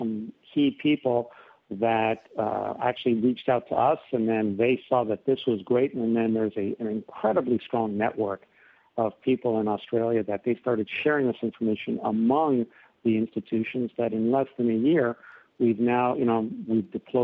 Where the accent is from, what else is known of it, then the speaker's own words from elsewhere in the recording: Canada; now in California, United States; I'm Canadian